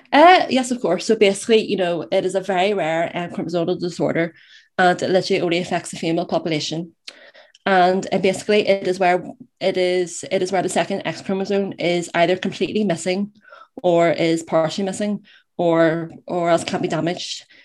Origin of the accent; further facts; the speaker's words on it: Belfast, Northern Ireland, United Kingdom; I am from Belfast in Northern Ireland